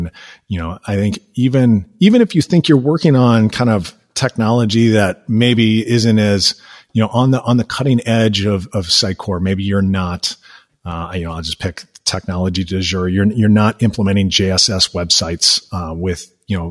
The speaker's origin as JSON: {"language": "English", "town": "Minneapolis", "region": "Minnesota", "country": "United States", "moved": "yes", "lives_now": "Milwaukee, United States", "said": "I'm originally from the Minneapolis Twin Cities area"}